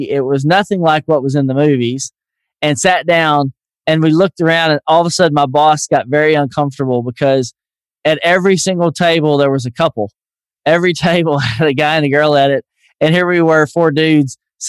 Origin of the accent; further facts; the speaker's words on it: the South, United States; accent: Southern; people tell me I'm losing my Southern accent a little bit.